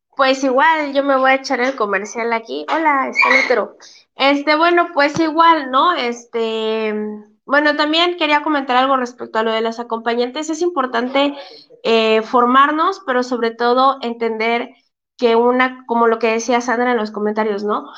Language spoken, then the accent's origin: Spanish; Chiapas, Mexico; somos de Chiapas